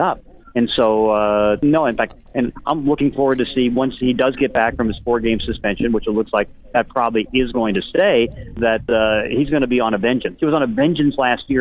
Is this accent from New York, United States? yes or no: no; Pittsburgh, Pennsylvania, United States; I grew up in Pittsburgh where he grew up